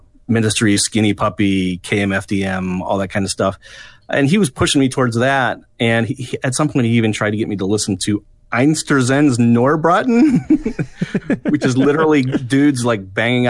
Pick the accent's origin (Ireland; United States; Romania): United States; D.C., Northern Virginia suburbs of Washington; moved away as an adult; now in Wisconsin, United States; I grew up in the Washington, D.C. area in the Northern Virginia suburbs.